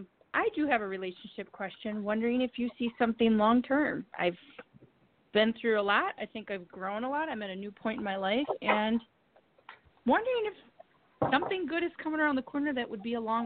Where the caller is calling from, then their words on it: Wisconsin, United States; I'm calling from Wisconsin.